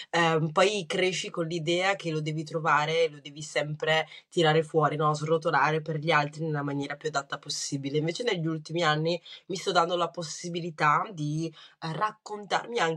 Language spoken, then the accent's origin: Italian; Rwanda; born there; Italian is a second language; Io guarda, sono nata nel 91, sono nata in Ruanda